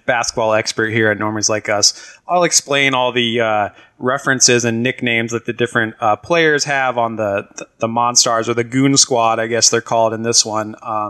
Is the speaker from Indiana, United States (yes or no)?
no; Canton, Ohio, United States; I grew up in Ohio, Canton, Ohio, which is very close to Akron, Ohio, which is where LeBron grew up.